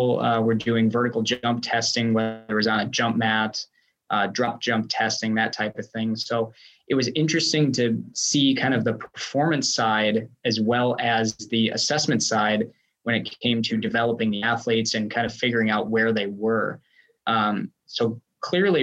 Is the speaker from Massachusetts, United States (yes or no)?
no; Wisconsin, United States; moved away as an adult; also born or lived in East Stroudsburg, Pennsylvania / Johnson City, Tennessee; So nice to be back in Wisconsin